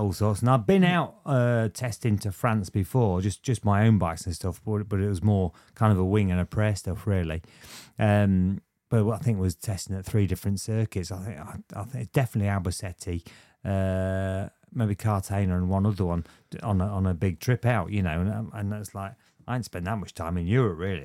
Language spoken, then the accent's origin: English; Lincolnshire, East Midlands, United Kingdom; born or raised there; also born or lived in Luton